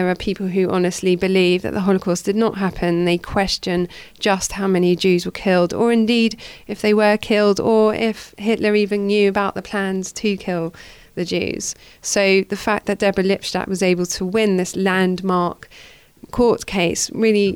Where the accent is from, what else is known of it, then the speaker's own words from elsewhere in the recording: Edgware, London, United Kingdom; I grew up in Edgware